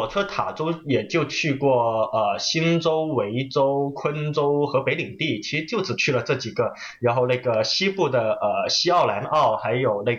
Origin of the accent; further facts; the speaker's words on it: Guangzhou, Guangdong, China; moved away as an adult; also born or lived in Kaiping; now in Australia; 我呢是出生在广州，但是呢，我的那个老家是一个著名的侨乡，就叫开平。